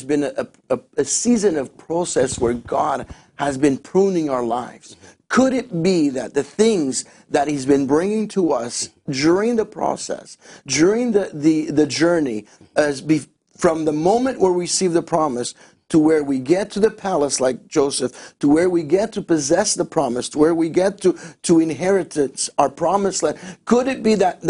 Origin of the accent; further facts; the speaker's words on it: Azores, Portugal; moved away; also born or lived in Winnipeg, Canada; I was born in Portugal, in the Azores Islands, right in the middle of the Atlantic